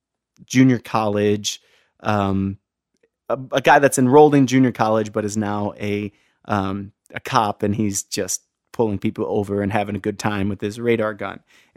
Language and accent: English; Pevely, Missouri, United States; I tell people I'm from St. Louis, Missouri. I'm not. I'm from Peavey, Missouri. And … are from Festus, Missouri, which is maybe, I don't know, 8 miles from Peavey, where I grew up. I went to school in Festus.